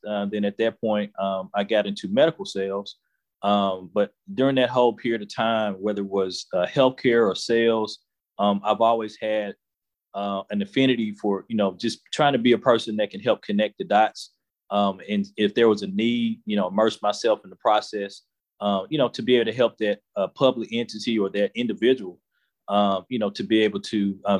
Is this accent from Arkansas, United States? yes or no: yes; West Memphis, Arkansas, United States; the city of West Memphis, which is my hometown